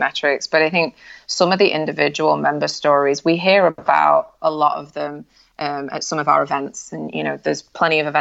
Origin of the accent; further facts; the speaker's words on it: United Kingdom; I'm British at heart, so like we're pretty reserved anyway